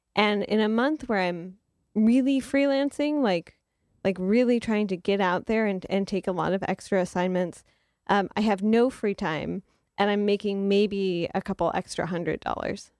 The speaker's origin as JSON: {"language": "English", "town": "Detroit", "region": "Michigan", "country": "United States", "tie": "born or raised there", "said": "I grew up in Detroit, Michigan, and we went to the Detroit Institute of Arts all the time"}